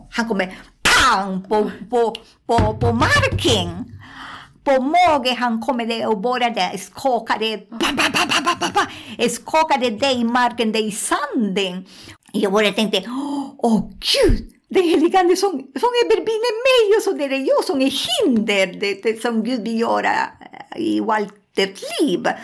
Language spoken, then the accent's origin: Swedish; Colombia; Swedish is a second language; moved away; also born or lived in Peru; Jag var en stund jag bodde i Amazonas i Peru. Alltså ah, jag kommer från Colombia.